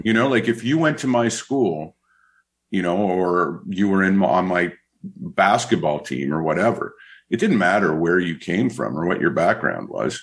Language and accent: English; Côte Saint-Luc, Quebec, Canada; I grew up in Cote Saint Luc